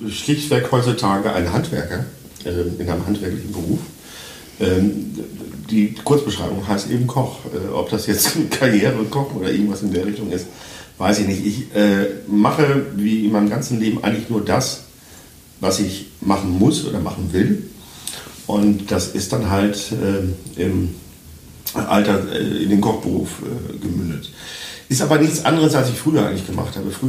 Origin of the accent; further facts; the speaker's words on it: Münster, North Rhine-Westphalia, Germany; born there; ich komme ja gebürtig aus Westfalen, Münster in Westfalen.